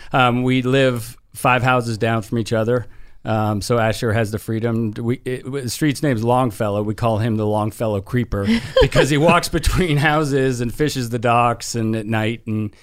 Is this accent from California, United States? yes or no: yes; San Francisco, California, United States; moved away as an adult; now in Tampa, United States; I was born and raised in San Francisco, and I moved out to Tampa with Nikki and her family